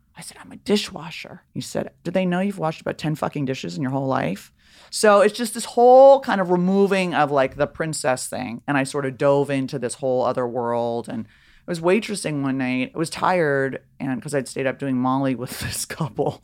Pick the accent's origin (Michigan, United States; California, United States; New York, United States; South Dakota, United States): California, United States; Beverly Hills; also born or lived in Laurel Canyon; I grew up in Beverly Hills in Laurel Canyon